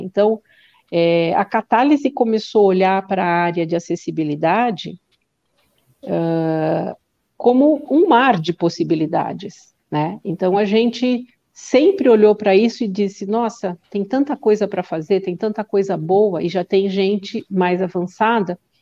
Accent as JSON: {"language": "Portuguese", "region": "São Paulo", "country": "Brazil", "said": "eu sou do Ipiranga, e morei lá muitos anos"}